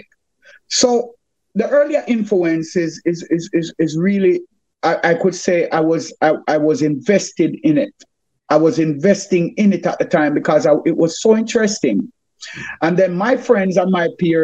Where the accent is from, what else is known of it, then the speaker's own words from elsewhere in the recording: Kingston, Jamaica; I grew up at 125 Spanish Stone Road, and I will be more specific. It is in Jamaica